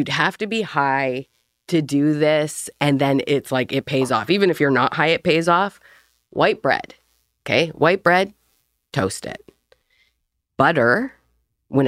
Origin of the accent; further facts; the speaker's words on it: Vancouver, British Columbia, Canada; I was born in Vancouver, BC